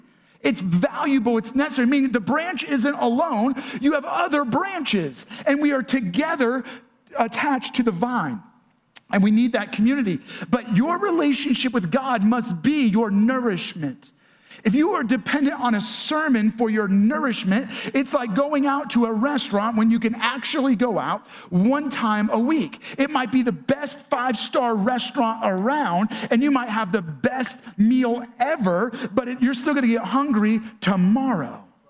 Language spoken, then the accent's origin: English; New York, United States; accent: New York; For Laura and I, we're both originally from New York. And if you get us around New Yorkers, our accent comes back.